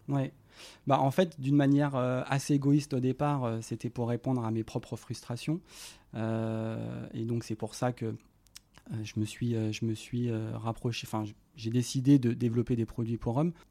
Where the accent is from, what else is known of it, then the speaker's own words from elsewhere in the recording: Lyon, Auvergne-Rhône-Alpes, France; je suis originaire de Lyon